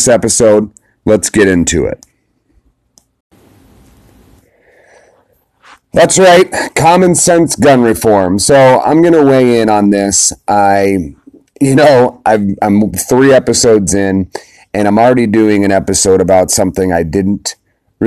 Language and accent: English; United States; as an American